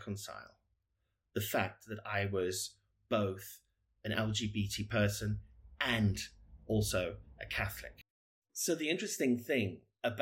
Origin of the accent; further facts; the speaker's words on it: South Africa; now in United Kingdom; I am South African, but I've lived in the UK for many years.